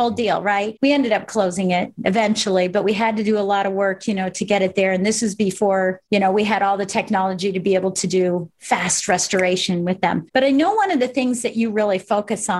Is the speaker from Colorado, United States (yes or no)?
yes; Colorado Springs, Colorado, United States; born or raised there